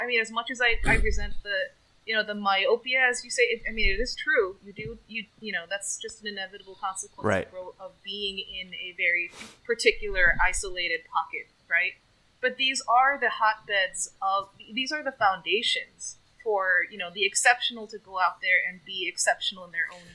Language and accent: English; Southern California, United States; moved away as an adult; also born or lived in Boston; I born and raised in Southern California